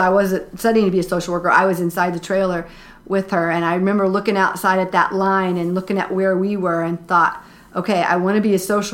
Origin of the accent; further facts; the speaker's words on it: Danville, Indiana, United States; I grew up in Danville with my mom and dad and two sisters and brother. I graduated from Danville High School in 1992.